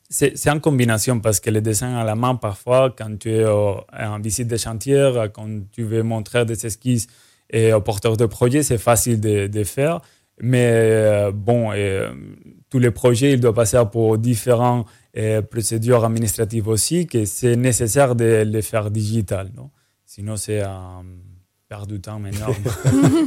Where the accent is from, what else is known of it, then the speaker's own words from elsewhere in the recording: Spain; now in Martinique; je suis espagnol